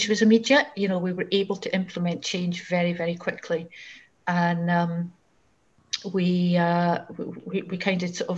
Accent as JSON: {"language": "English", "area": "Fife", "region": "Scotland", "country": "United Kingdom", "tie": "born or raised there", "said": "I grew up in Fife"}